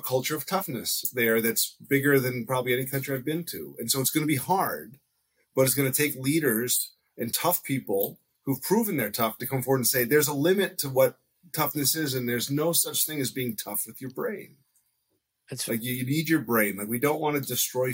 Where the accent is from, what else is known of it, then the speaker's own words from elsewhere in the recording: United States; as an American